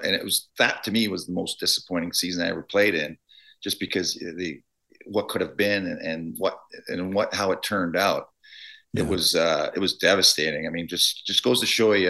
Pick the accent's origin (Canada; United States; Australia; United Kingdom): Canada; Toronto, Ontario; I grew up in Toronto